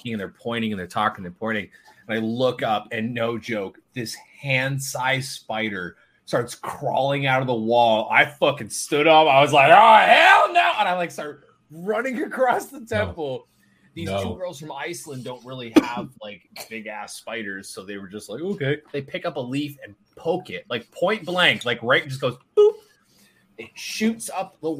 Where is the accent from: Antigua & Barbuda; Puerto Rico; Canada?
Canada; I'm Canadian